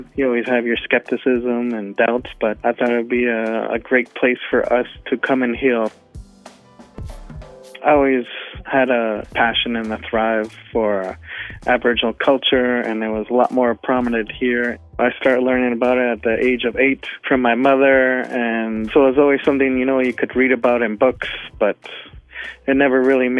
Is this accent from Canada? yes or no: yes; Ottawa, Ontario, Canada; born there; I was born in Ottawa, and in 2008, my father had passed away.